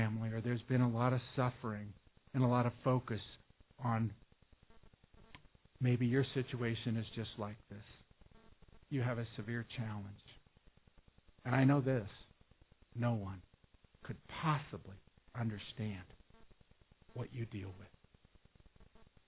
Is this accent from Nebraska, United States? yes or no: yes; Omaha, Nebraska, United States; I'm from South Omaha